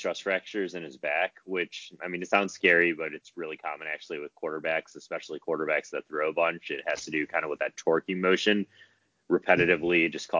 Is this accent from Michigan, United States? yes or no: yes; Detroit, Michigan, United States; I'm from Detroit